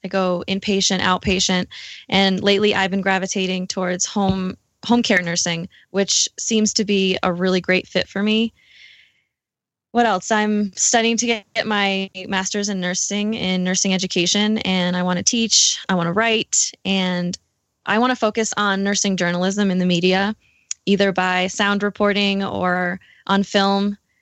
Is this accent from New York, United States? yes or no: yes; New York, United States; moved away as an adult; also born or lived in Milwaukee, Wisconsin; now in Denver, United States; I am originally from New York